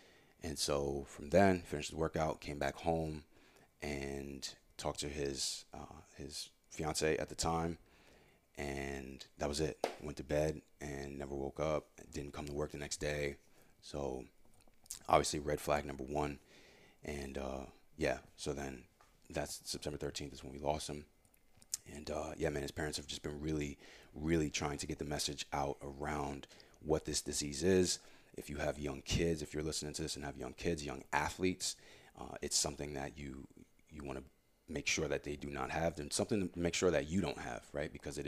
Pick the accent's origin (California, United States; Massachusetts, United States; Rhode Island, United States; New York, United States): Rhode Island, United States; Warwick; And him and I grew up together in Warwick and been best friends since like 7th, 8th grade, middle school.